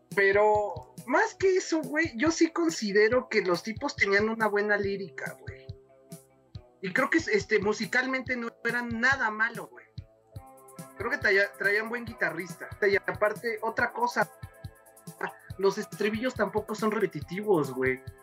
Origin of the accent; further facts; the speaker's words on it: Mexico; siempre le he sido fiel a mi pueblo mexicano